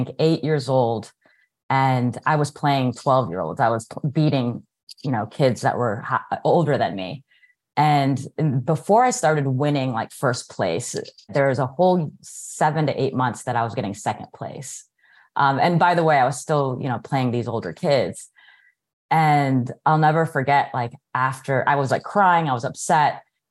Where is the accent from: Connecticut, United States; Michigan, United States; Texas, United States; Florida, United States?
Texas, United States; Houston; now in Orlando, United States; I was born here in the United States. My parents immigrated from the Philippines. And so I grew up in Houston, Texas